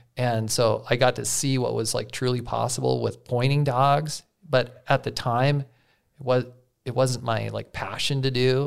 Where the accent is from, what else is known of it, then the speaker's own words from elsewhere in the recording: Yellowstone River, Montana, United States; I grew up on the Yellowstone.